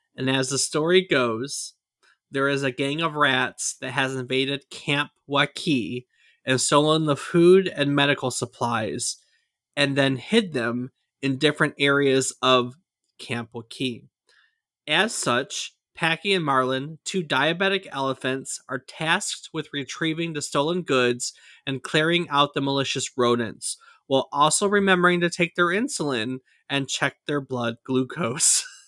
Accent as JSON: {"language": "English", "town": "Ann Arbor", "region": "Michigan", "country": "United States", "tie": "born or raised there", "said": "where we grew up in Ann Arbor, Michigan"}